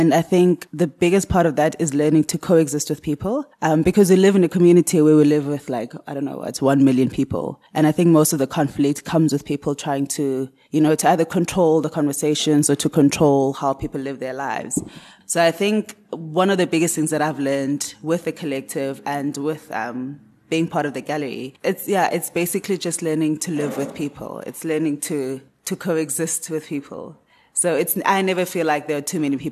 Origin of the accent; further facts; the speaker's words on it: Cape Town, Western Cape, South Africa; I was born in Cape Town, grew up in Cape Town, studied at Michaelis